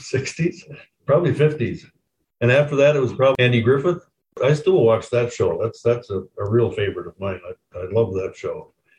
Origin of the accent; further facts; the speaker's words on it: Japan; Well, as Lindsay was saying, I grew up in Japan with missionary parents, and then my father was a pastor of LB churches here in Minnesota and Washington for a few years as well.